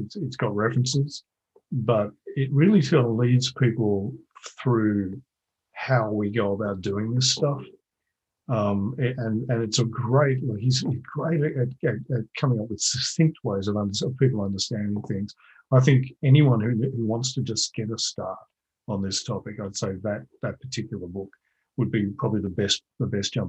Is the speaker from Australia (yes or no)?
yes; Australia; I'm Australian